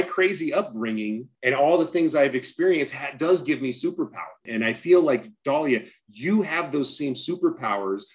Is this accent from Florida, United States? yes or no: no; Orange County, California, United States; also born or lived in Los Angeles; I was born in LA, I grew up in Orange County